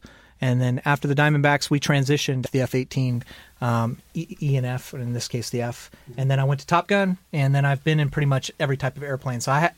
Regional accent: Julian, California, United States; I grew up in Julian, California, right up there in the mountains here.

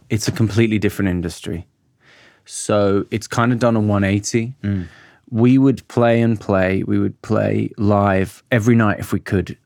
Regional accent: Birmingham, West Midlands, United Kingdom; moved away; also born or lived in London; I grew up in Birmingham. Mm and I grew up in Handsworth Wood

